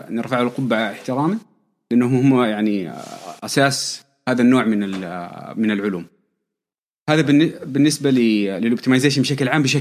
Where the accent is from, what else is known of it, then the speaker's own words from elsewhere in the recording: Taif, Makkah Province, Saudi Arabia; آه، من مواليد الطائف تربية الطائف أهلي من مكة أساسا